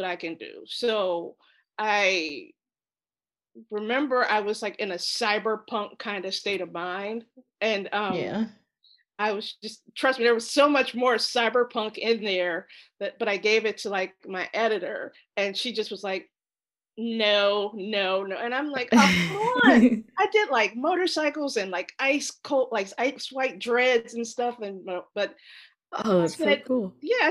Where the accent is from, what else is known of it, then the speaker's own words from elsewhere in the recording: Ohio, United States; moved away; I'm from Ohio